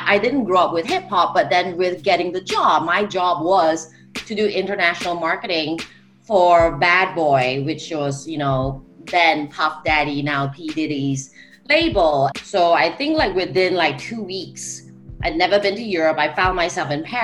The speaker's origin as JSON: {"language": "English", "country": "Singapore", "moved": "yes", "said": "I am originally from Singapore"}